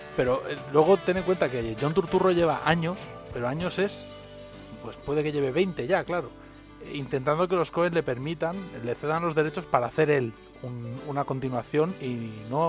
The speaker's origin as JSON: {"language": "Spanish", "town": "Barcelona", "region": "Catalonia", "country": "Spain", "tie": "born or raised there", "also_born_or_lived": "Río de la Plata", "moved": "yes", "said": "yo crecí con, un entorno muy similar a, la, a Rosalía, porque crecí en Barcelona."}